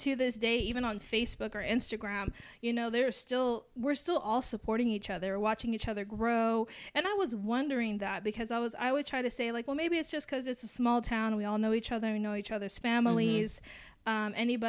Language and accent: English; Alice, Texas, United States; I've grown up in Alice, Texas. And the thing about it is a small town. And so it's like we grew up all with each other.